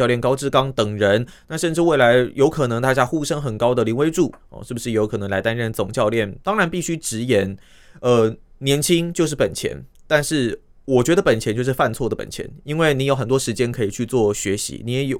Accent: Taiwan; 大家都觉得，身为台湾人，那跟这一次这个中华队一起。

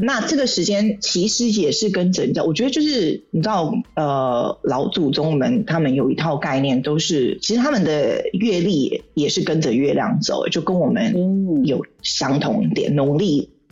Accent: Taipei, Taiwan; moved away as an adult; also born or lived in Shanghai, China; now in Saudi Arabia; 我离开我出生的地方，台北

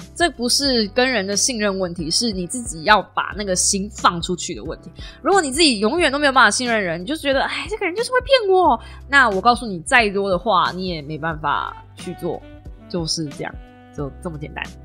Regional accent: Kaohsiung, Taiwan; accent: southern Taiwanese; 就是南部腔很重

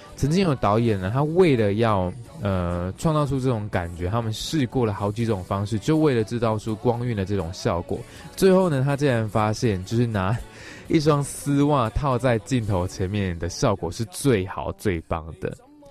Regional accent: Chiayi, Taiwan; moved away; 其实原话我自己是从嘉义上来的，所以比较偏中南部

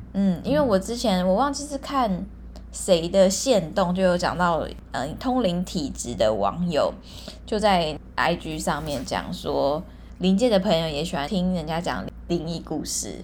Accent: Hualien, Hualien County, Taiwan; 因为我是花莲人嘛，然后我有在那个花莲社团里面

